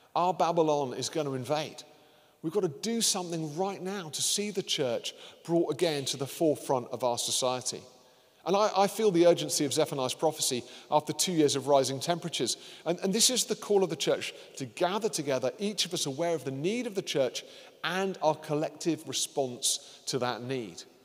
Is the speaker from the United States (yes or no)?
no; United Kingdom